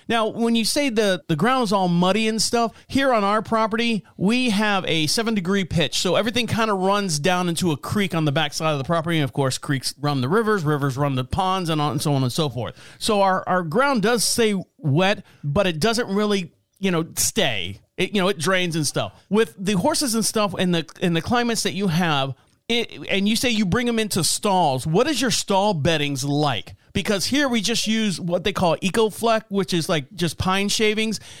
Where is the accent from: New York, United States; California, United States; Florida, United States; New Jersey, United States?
Florida, United States; Orlando; now in North Carolina, United States; I'm born and raised in Orlando, Florida.